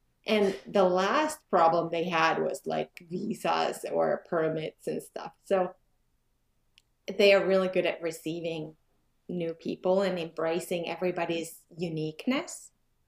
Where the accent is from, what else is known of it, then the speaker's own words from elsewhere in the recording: Finland; moved away as an adult; also born or lived in Stockholm, Sweden / France / Liechtenstein / Milan, Italy; now in Ontario, Canada; Yeah, I'm from Finland. I was born in Finland. Both my parents are 100% Finns. And when I was 3, we moved to Stockholm, where I lived for a couple of years. And then my school years I spent in Finland.